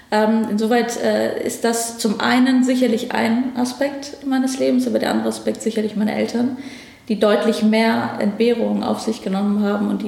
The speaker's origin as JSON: {"language": "German", "region": "Berlin", "country": "Germany", "tie": "born or raised there", "said": "Wir sind da sehr privilegiert groß geworden. Also ich bin hier in Berlin dann auch zur Schule gegangen, habe hier mein Abitur gemacht, habe hier Jura studiert"}